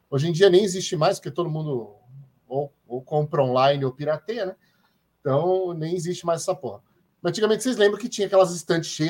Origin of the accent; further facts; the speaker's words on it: Santos, São Paulo, Brazil; Eu, eu, cresci em Santos, hein?